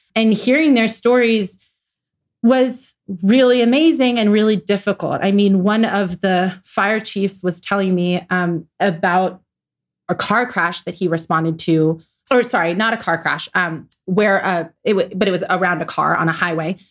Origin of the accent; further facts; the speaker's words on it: Atlanta, Georgia, United States; I'm from Atlanta, Georgia.